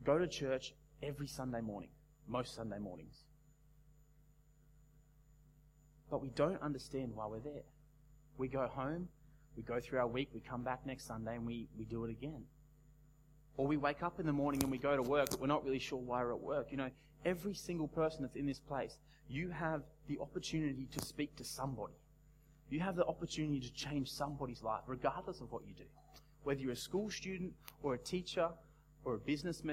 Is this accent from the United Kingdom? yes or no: no; Australia; as an Australian young adult